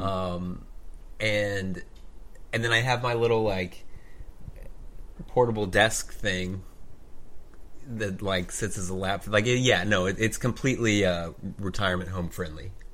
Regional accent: Oklahoma, United States; I grew up in the Bible Belt

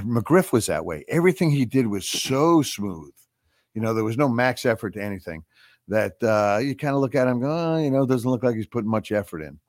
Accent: Long Island, New York, United States; our neck of the woods where, uh, where Alex and I grew up

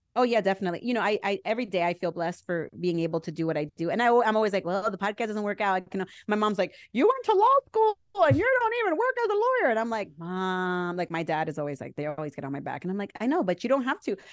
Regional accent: New Jersey, United States; I'm from Jersey

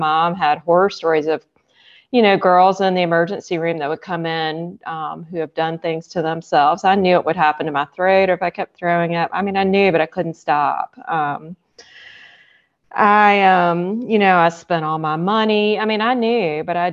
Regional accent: Alpharetta, Georgia, United States; I'm from Alpharetta, Georgia.

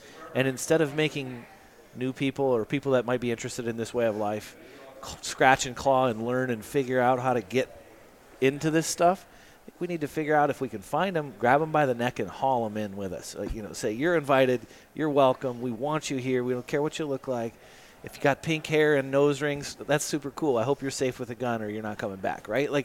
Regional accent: South Dakota, United States; I grew up in South Dakota, and my favorite memories of being a kid were walking around in my grandparents' feedlot

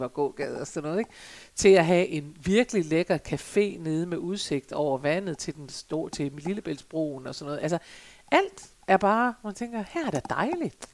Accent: Jutland, Denmark; jeg er en gammel jyde

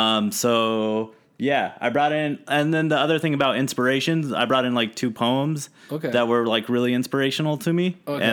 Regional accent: San Bernardino, California, United States; accent: California; first language English; now in Los Angeles, United States; I'm a California native. Okay. Yeah, I'm from San Bernardino.

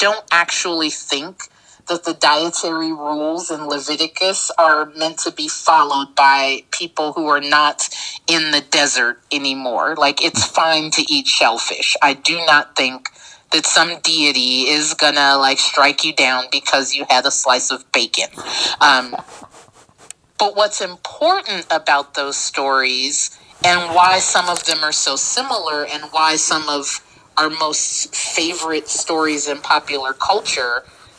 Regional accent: Texas, United States; Like, I came from Texas. I'm a Texas acorn.

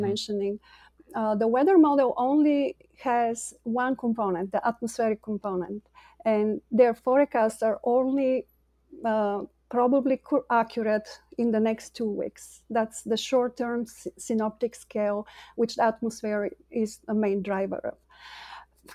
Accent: Bulgaria; moved away as an adult; now in United States; I'm an immigrant from Bulgaria, came to the U S in two thousand

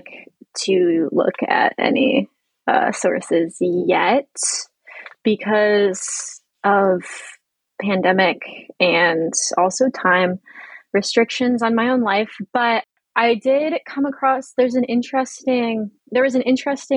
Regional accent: Northwest Indiana, United States; moved away as an adult; now in Washington, DC, United States; my hometown is Northwest Indiana, like on like the region that is next to Chicago

